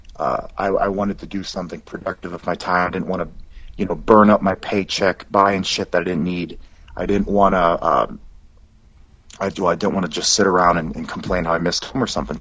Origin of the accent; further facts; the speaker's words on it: Dearborn, Michigan, United States; moved away as an adult; also born or lived in California / Minot, North Dakota / Okinawa; now in Fort Worth, United States; I grew up in Michigan.